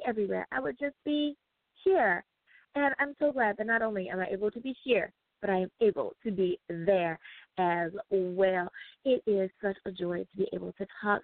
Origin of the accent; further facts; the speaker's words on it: United States; the good old U.S. of A. Woohoo! My home country